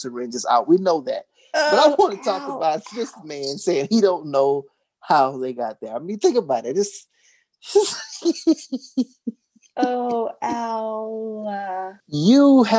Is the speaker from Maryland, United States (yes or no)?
no; Beaumont, Texas, United States; my hometown of Beaumont, Texas